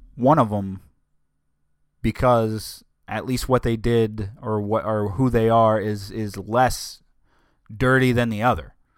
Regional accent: United States; as American people

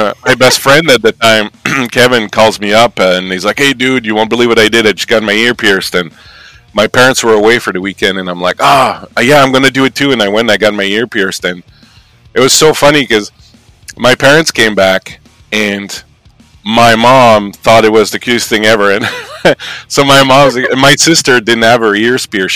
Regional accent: New Brunswick, Canada; moved away as an adult; now in Montreal, Canada; I'm from Canada, and I'm from originally from the province of New Brunswick in Canada, and I'm from a village of, like, you know, about the size, same size as the one you came from.

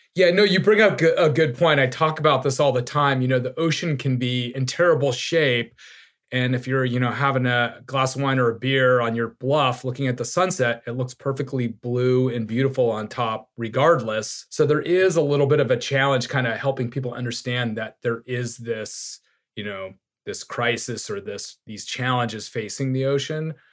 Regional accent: Laguna Beach, California, United States; also born or lived in Long Island, New York / Saipan; I grew up in Laguna Beach, small beach town in Southern California

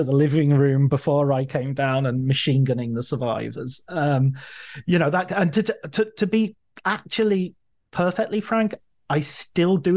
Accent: Cumbria, North West England, United Kingdom; growing up in Cumbria

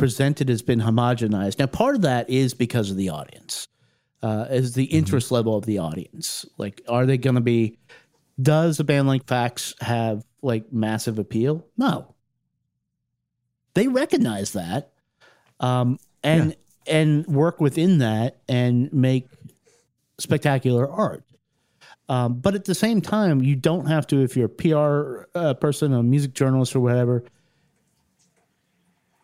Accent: Ohio, United States; I was born in Ohio

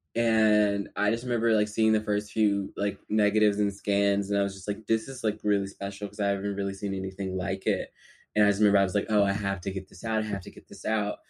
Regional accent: Philadelphia, Pennsylvania, United States; now in New York, United States; I'm from Philly. I grew up in South Philadelphia

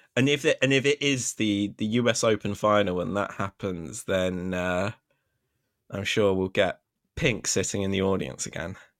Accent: United Kingdom; I'm a Brit

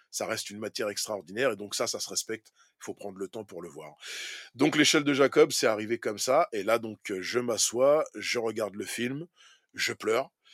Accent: France; Pour nous, en tant que Français

